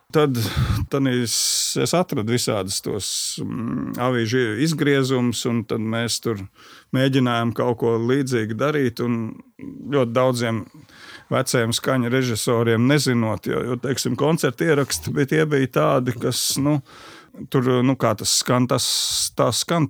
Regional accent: Sabile, Kurzeme, Latvia; also born or lived in Ģibuļi parish (birthplace) / Kandava; es dzīvoju pie Sabilas

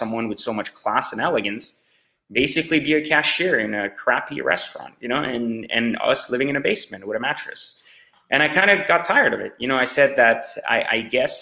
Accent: France; also born or lived in Iran; now in United States; I was born in Iran, raised in France.

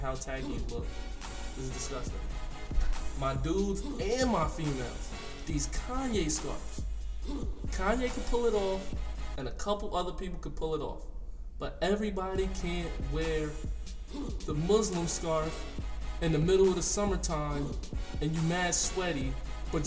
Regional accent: Albany, New York, United States; I'm 21, I'm from Albany, repping that 518

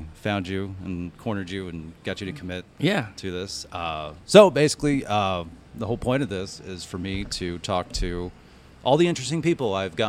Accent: Irving, Texas, United States; We had a Lone Star Comics in Irving where I grew up

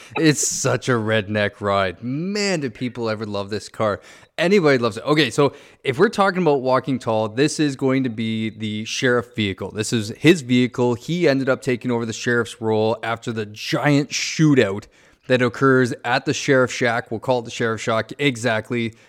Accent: Ontario, Canada; moved away; I'm from Ontario

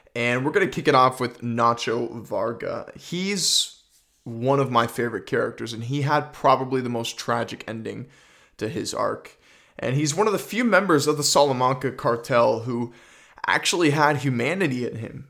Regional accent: Canada; I'm Canadian.

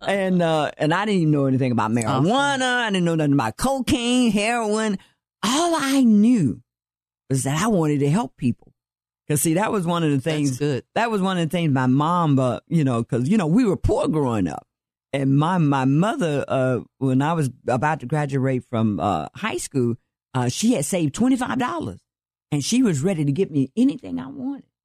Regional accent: Atlanta, Georgia, United States; now in Dallas County, United States; I'm originally from Atlanta, Georgia, yes. and I was born and raised there

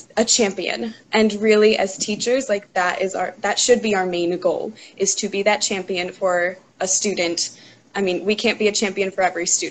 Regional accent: New Jersey, United States; moved away as an adult; now in Pennsylvania, United States; I'm originally from New Jersey. Now I live in Pennsylvania. I moved here for college

